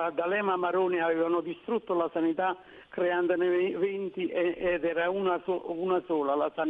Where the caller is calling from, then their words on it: Naples, Campania, Italy; Siamo da Napoli.